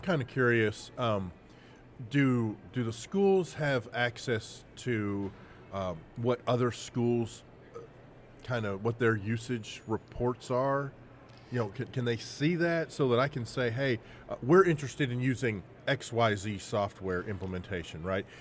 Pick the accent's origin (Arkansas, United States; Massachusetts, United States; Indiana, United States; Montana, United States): Arkansas, United States; we're from Arkansas